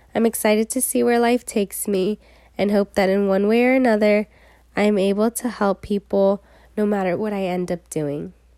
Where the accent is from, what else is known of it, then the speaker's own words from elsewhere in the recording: San Diego, California, United States; I am a local from San Diego, just thirty minutes north of state